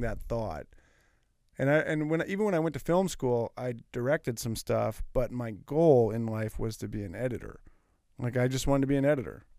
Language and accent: English; Martinez, California, United States; my hometown, up in Martinez